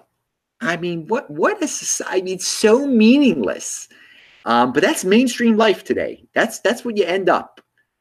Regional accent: Baltimore, Maryland, United States; since I'm from Baltimore, yeah, I still check the Orioles score

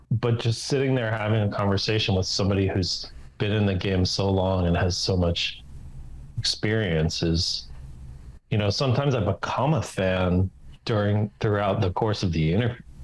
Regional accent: New Jersey, United States; moved away as an adult; I was from New Jersey

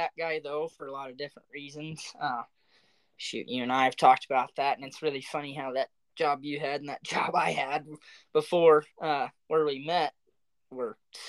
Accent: the South, United States; I was spoiled halfway growing up in the South and whitetail hunting

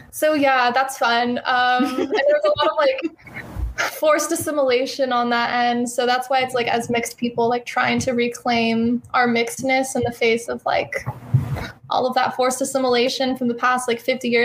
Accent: Bay Area, California, United States; I grew up in the Bay Area in California.

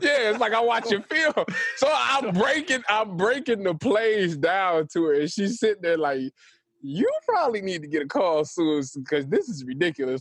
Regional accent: Cleveland, Ohio, United States; I'm from Cleveland, so I'm a Browns fan

